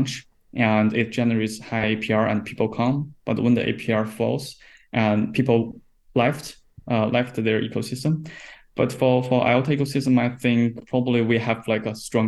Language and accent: English; China; I'm from China